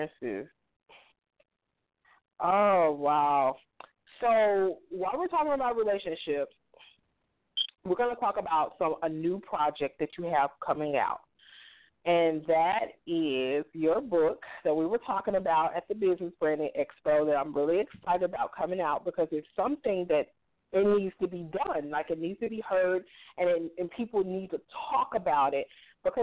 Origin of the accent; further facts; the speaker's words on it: the South, United States; I'm from the South. That's how we was raised